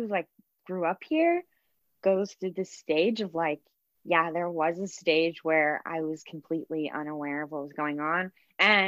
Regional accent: Vancouver, British Columbia, Canada; I've grown up in Vancouver, what is known as Vancouver, for my whole life now

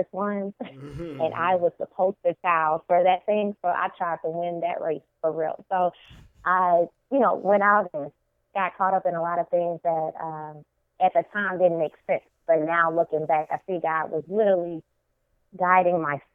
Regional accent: Baton Rouge, Louisiana, United States; I'm from Baton Rouge, Louisiana, born and raised from the deep South girl, country girl from my heart.

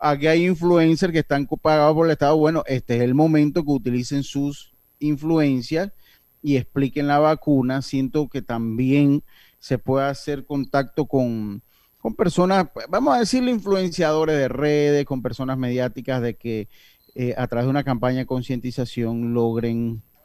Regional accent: Herrera and Los Santos, Azuero, Panama; mi tierra

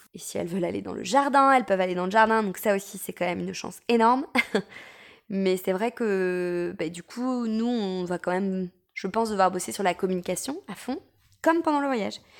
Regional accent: France; quand on est français

